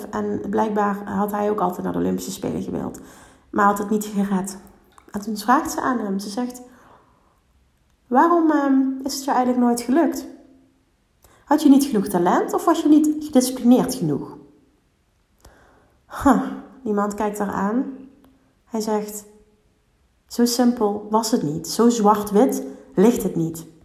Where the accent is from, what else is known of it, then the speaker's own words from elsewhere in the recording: Limburg, Netherlands; Heel veel oordelen op mezelf, überhaupt omdat ik uit Limburg kom.